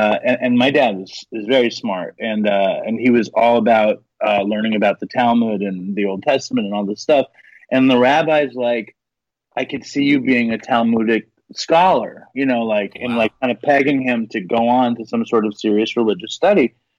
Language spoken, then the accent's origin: English; Manhattan, New York, United States; Like, most Jewish people in America grow up, like, alone in some town and shit. I grew up in Manhattan. It's all Jews.